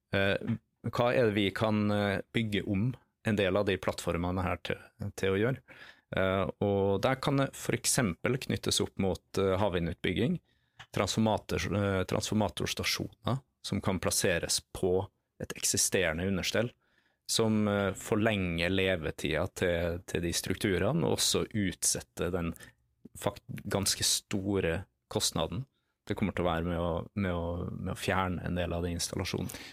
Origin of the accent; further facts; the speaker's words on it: Nordmøre, Møre og Romsdal, Norway; accent: Nordmøre dialect; for de som eh, identifiserer fra dialekta mi at jeg er fra Nordmøre et sted, så har de helt riktig.